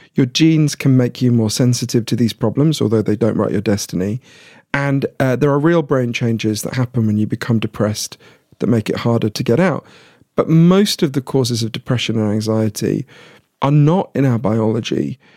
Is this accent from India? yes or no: no; United Kingdom; I'm British